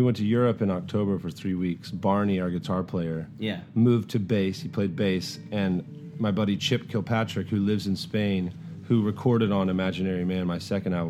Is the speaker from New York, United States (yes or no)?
no; Nashville, Tennessee, United States; also born or lived in Bon Aqua, Tennessee; I'm from Nashville. I was born in Bon Aqua, which is like an hour outside. And then... like pretty much within the 3 months when I was born, we moved to Old Hickory.